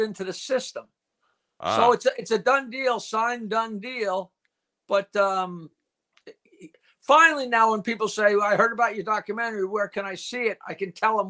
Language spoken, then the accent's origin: English; Bayville, New York, United States; I never moved out of my hometown. I still live here in Bayville